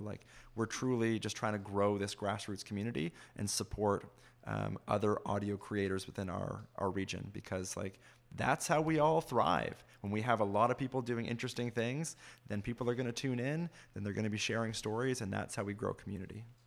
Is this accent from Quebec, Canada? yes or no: no; Fergus, Ontario, Canada; I grew up in Fergus, but we listened to C B C Toronto all the time.